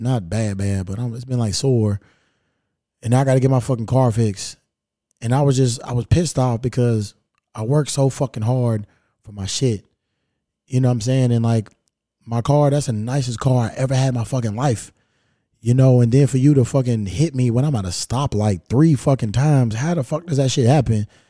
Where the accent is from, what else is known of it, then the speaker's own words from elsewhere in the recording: Kentucky, United States; now in Los Angeles, United States; I'm from Kentucky